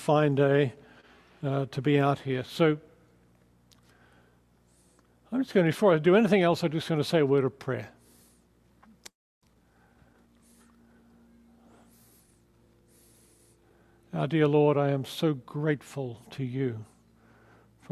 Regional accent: Australia; moved away as an adult; also born or lived in England; now in Southern California, United States; my accent is not quite Californian yet, so I'm from Australia

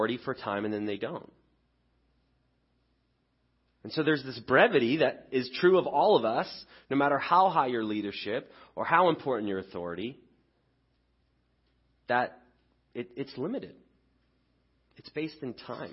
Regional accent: England, United Kingdom; now in United States; I grew up in England

